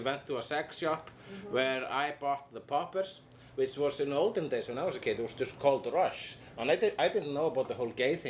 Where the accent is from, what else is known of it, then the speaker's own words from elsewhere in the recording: Iceland; And I am an Icelandic person.